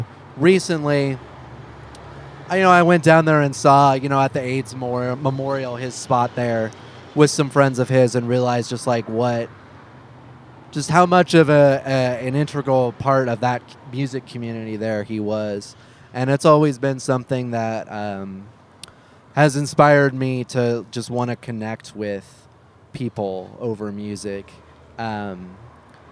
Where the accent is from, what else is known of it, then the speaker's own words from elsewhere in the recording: Beaverton, Oregon, United States; I grew up in Beaverton